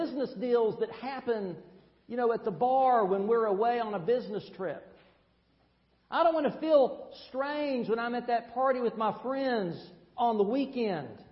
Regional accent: Tennessee, United States; moved away; That's right. My accent gives me away

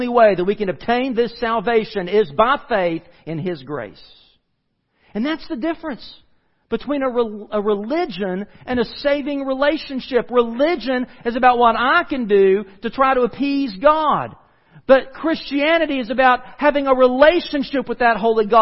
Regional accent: United States; we as the American church

